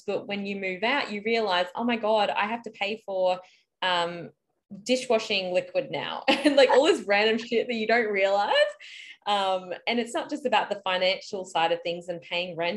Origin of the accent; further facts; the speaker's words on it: Brisbane, Queensland, Australia; also born or lived in Lismore, New South Wales / Melbourne; I'm from Brisbane and I currently live in Brisbane, but I have lived in Lismore, which is northern New South Wales